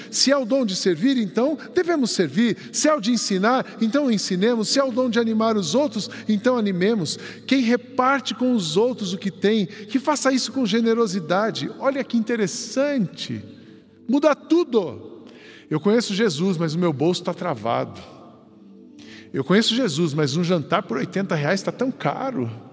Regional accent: São José dos Campos, São Paulo, Brazil; Eu fui criado lá no Jardim Paulista, em São José dos Campos.

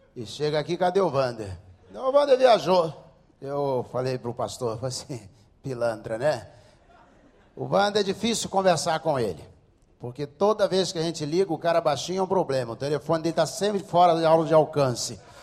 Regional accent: Rio de Janeiro, Brazil; Eu não sou judeu, sou daqui do Rio de Janeiro mesmo

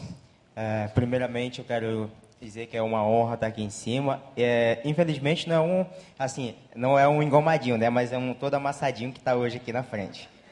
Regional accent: Roraima, Brazil; moved away as an adult; now in Rio de Janeiro, Brazil; a gente não é do Rio, é, a gente é de Roraima

